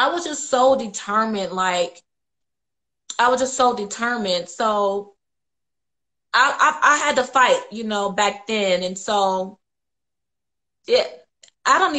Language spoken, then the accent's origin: English; Indiana, United States; I grew up in Indiana my whole life